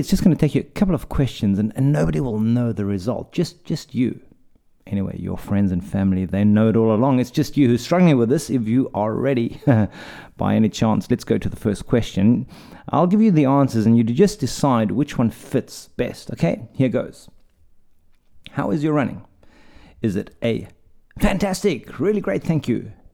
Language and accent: English; South Africa; moved away; I'm from South Africa